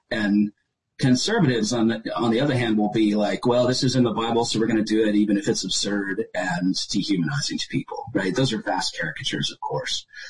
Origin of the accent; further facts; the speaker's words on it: Chapel Hill, North Carolina, United States; moved away as an adult; now in West coast, Canada; I was from Chapel Hill, super liberal university tech community